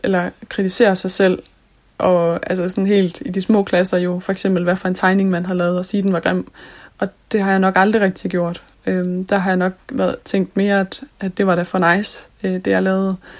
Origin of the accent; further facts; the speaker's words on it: Jutland, Denmark; Nu er jeg fra Jylland